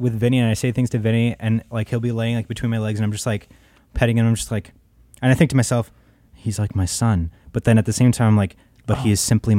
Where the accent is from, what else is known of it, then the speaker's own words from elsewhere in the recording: United States; I grew up in the Valley.